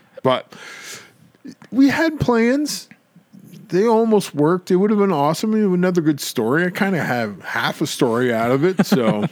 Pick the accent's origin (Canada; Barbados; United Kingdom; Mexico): Canada; we're Canadian